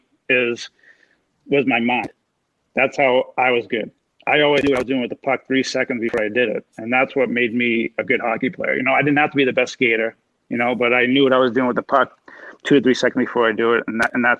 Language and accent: English; Waltham, Massachusetts, United States; also born or lived in Chelmsford, Massachusetts; I grew up in Waltham, and I moved to Chelmsford when I was 12